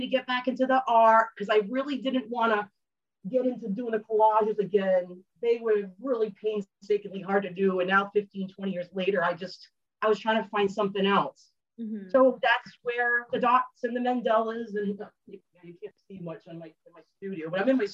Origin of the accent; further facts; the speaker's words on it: Rhode Island, United States; I'm from New England and Rhode Island